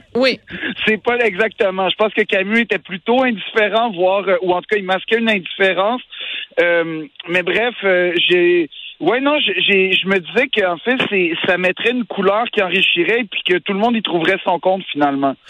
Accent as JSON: {"language": "French", "region": "Quebec", "country": "Canada", "said": "en tant que Québécois"}